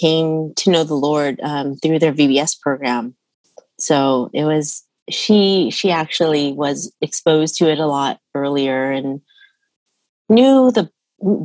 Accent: Bay Area, California, United States; also born or lived in Utah; I grew up here in the Bay Area. I was born in Utah, actually, but I moved here when I was a month old.

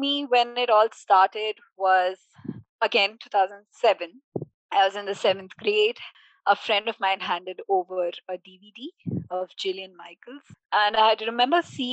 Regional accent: Bangalore, Karnataka, India; I was born in Bangalore, lived here for most of my life

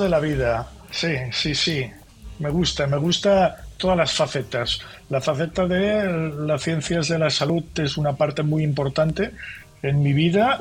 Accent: Barcelona, Catalonia, Spain; soy catalán y catalán nací en Barcelona, de familia de catalanes

